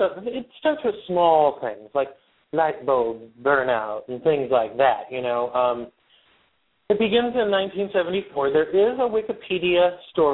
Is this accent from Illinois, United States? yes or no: no; West Pittston, Pennsylvania, United States; The house is in West Pittston, Pennsylvania, my hometown.